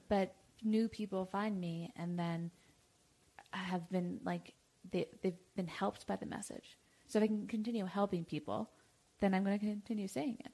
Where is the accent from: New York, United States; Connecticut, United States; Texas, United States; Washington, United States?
New York, United States; I'm from New York